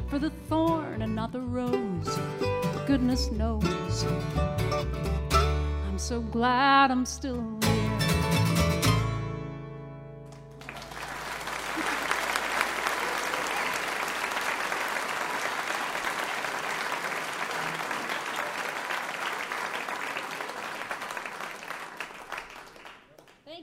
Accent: Mount Washington Valley, New Hampshire, United States; we are from the Mount Washington Valley, right on the Maine New Hampshire border.

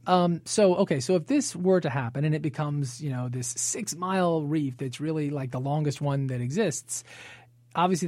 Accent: Northwest Florida, United States; I grew up here in Northwest Florida

